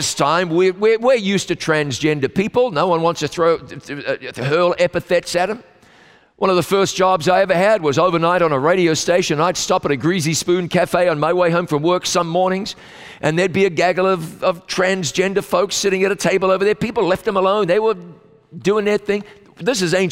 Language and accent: English; New Zealand; my home country of New Zealand